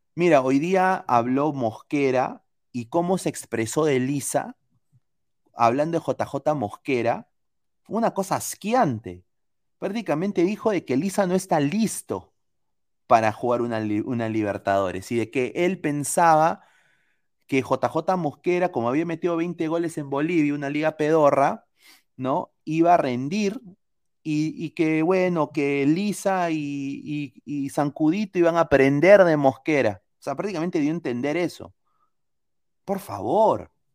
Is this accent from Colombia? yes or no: no; Peru; moved away